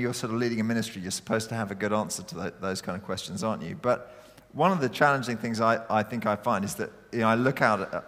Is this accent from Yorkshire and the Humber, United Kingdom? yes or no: no; East Anglia, East of England, United Kingdom; also born or lived in Oxford / Raynes Park; now in Croydon, United Kingdom; I was originally from East Anglia.